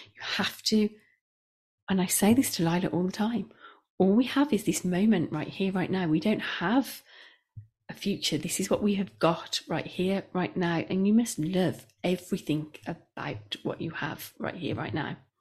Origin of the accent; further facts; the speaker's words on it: Midlands, United Kingdom; we are both from the Midlands